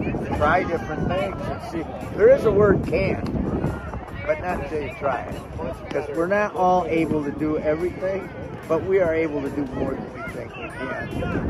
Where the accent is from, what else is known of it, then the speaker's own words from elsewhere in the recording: Florida, United States; I'm from Florida.